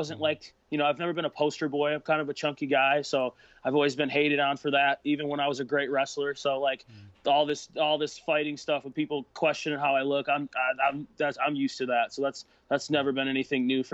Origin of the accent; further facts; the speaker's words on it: northern Michigan, United States; I used to live up north a little bit more, like more north in Michigan than where I do now